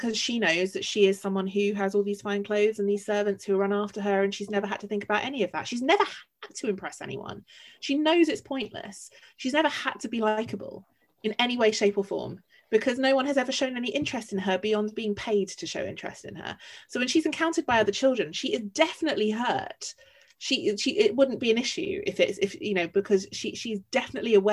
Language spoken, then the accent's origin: English; London, United Kingdom; I'm a Londoner through and through